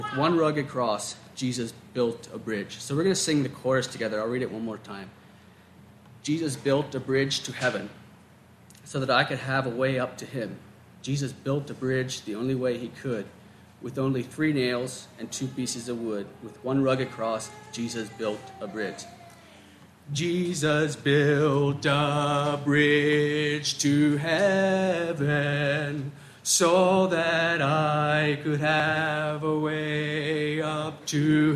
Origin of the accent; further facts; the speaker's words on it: Maryland, United States; my hometown of Maryland